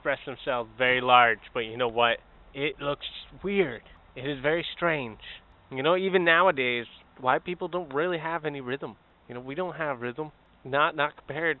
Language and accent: English; Canada; I'm Canadian.